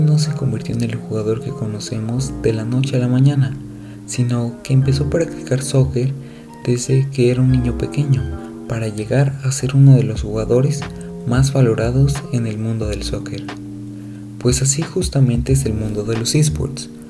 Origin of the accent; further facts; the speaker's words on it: Mexico; México, mi país de origen y residencia